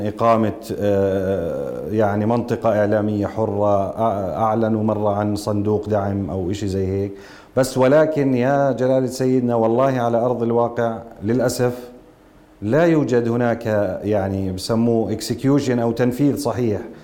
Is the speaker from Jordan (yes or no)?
yes; Jordan; كلنا كاردنيين